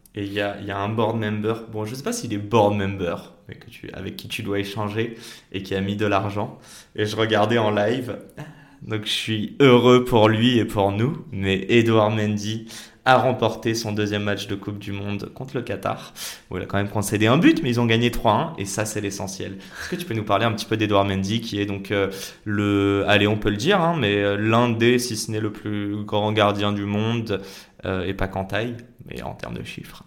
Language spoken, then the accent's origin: French; Paris, Île-de-France, France; là où j'ai grandi donc à Paris